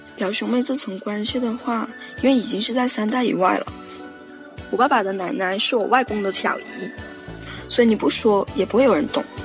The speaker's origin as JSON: {"language": "Chinese", "region": "Guangxi", "country": "China", "said": "我来自广西，然后我今年十二十二岁"}